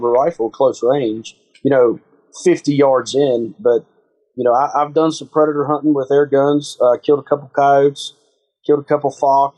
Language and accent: English; West Virginia, United States; I'm from West Virginia like Stevie. I love my state